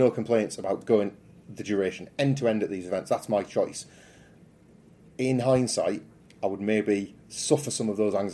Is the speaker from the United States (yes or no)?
no; United Kingdom; I'm being very British